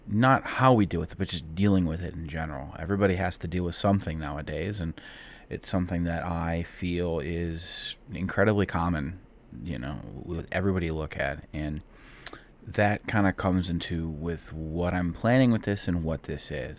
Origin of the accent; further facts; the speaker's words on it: Cleveland, Ohio, United States; I'm from Cleveland, Ohio